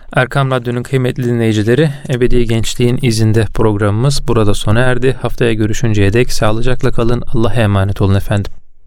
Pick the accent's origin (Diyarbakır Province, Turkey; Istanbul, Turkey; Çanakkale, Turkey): Çanakkale, Turkey; ben Çanakkale'de e, hayatımın büyük bir bölümü geçtiği için